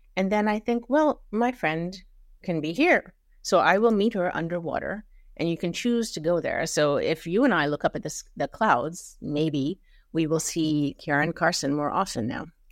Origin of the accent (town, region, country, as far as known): Mumbai, Maharashtra, India; born or raised there; moved away; also born or lived in Germany